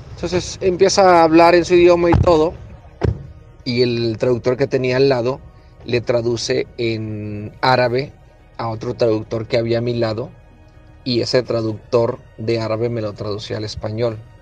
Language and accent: Spanish; Culiacancito, Sinaloa, Mexico; De un pueblo de Culiacancito, eh, alejado de muchas cosas y estando en un lugar tan lejano de, mi tierra